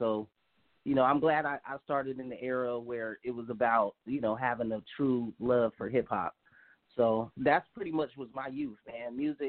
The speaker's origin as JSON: {"language": "English", "town": "Sacramento", "region": "California", "country": "United States", "tie": "born or raised there", "said": "Well, I mean, it was, yeah, it does get pretty wild out here, but it ain't nothing in compared to how kind of wild it's gotten now."}